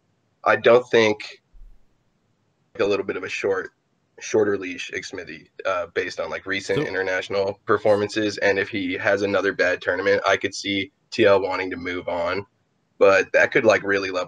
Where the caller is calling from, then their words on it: San Jose, California, United States; San Jose, California.